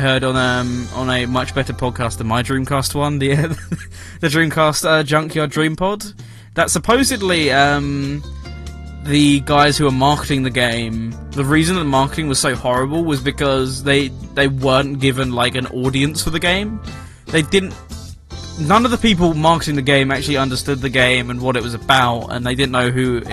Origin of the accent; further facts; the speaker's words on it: United Kingdom; I am British